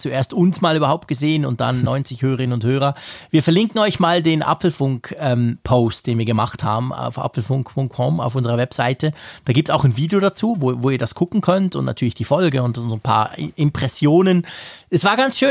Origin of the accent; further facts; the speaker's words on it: Switzerland; wir als Schweizer